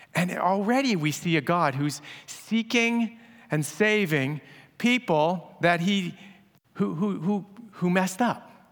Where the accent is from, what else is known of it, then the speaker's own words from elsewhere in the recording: Abbotsford, British Columbia, Canada; my hometown of Abbotsford